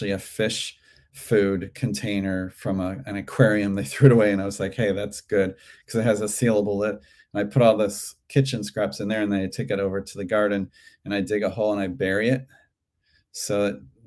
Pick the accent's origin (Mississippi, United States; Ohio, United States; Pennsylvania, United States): Ohio, United States; Cleveland; now in Santa Monica, United States; When I grew up in Cleveland, the farmers market was indoors.